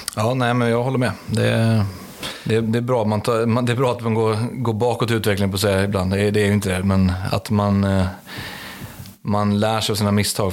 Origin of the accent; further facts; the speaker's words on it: Stockholm, Stockholm County, Sweden; Jag är uppväxt i Stockholm